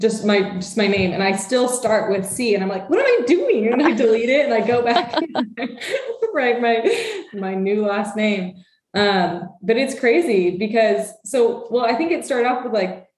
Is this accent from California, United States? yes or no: yes; Santa Rosa, California, United States; also born or lived in San Luis Obispo; I grew up in Sonoma County, Santa Rosa, which is about an hour north of San Francisco